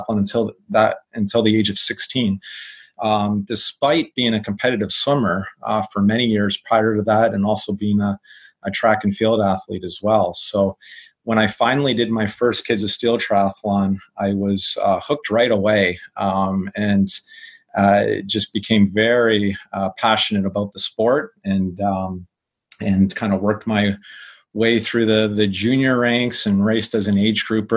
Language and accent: English; Windsor, Ontario, Canada; I grew up in Windsor up until age 30